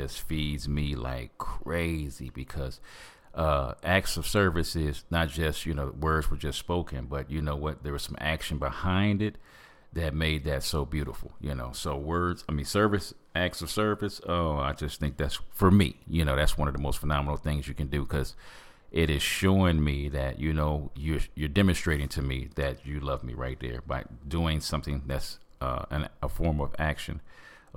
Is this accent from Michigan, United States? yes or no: yes; Michigan, United States; on my birth certificate, I was born in Michigan